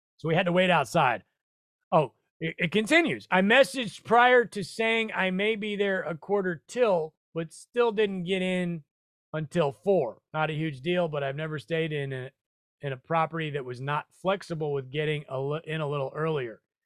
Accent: Omaha, Nebraska, United States; moved away; I'm from Omaha, four zero, the old four oh two

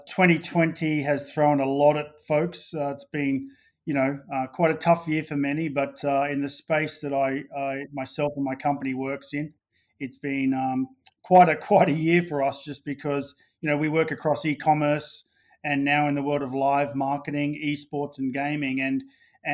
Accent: Australia; moved away as an adult; also born or lived in London; I'm Australian originally

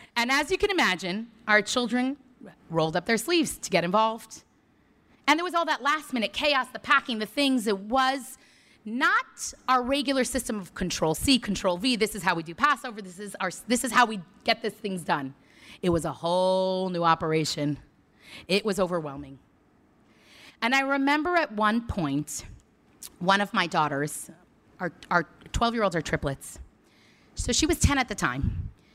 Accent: New York City, New York, United States; now in College Station, United States; Born and raised in Crown Heights, Brooklyn

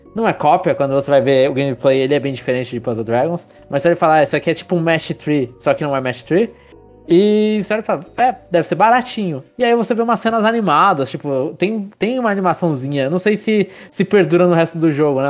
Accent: São Paulo, Brazil; a gente é de São Paulo

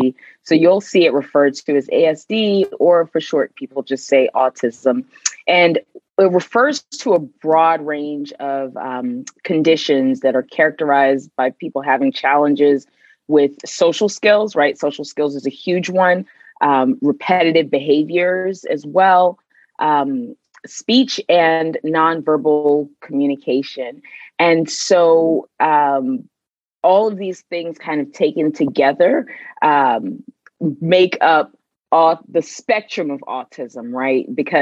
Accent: Nigeria; also born or lived in Sierra Leone; now in Maryland, United States; I am originally from Nigeria and Sierra Leone. However, I call Maryland home.

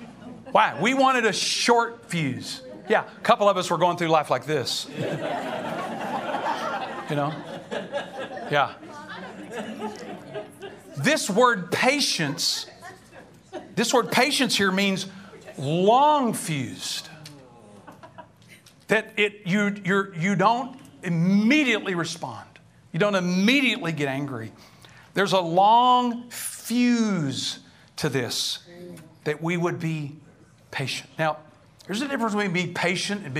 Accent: East Texas, United States; I grew up in East Texas

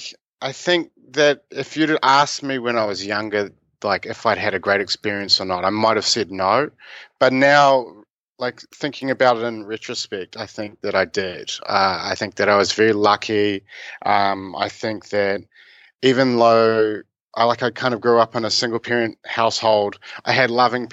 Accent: Whangarei, Northland, New Zealand; moved away as an adult; also born or lived in Dunedin / Okinawa, Japan / Wellington; I was born in Whangarei, I guess.

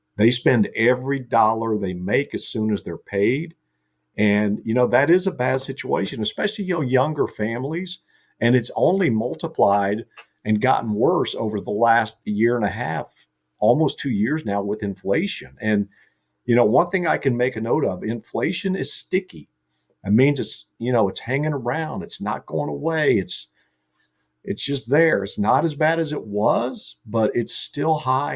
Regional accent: Carlisle, Ohio, United States; my hometown, Carlisle

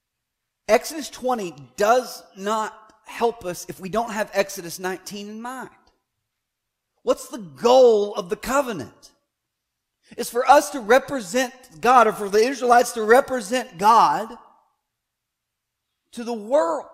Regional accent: United States; as an American

